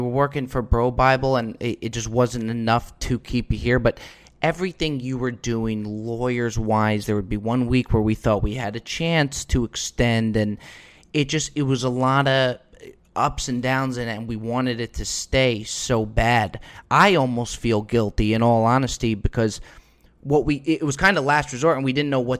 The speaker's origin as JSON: {"language": "English", "region": "New Jersey", "country": "United States", "tie": "born or raised there", "said": "I obviously was born in the United States, born and raised in New Jersey"}